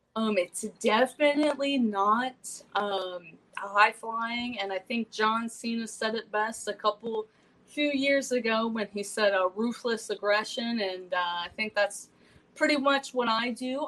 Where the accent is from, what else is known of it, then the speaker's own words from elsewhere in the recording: Compton, California, United States; I'm straight from Compton, California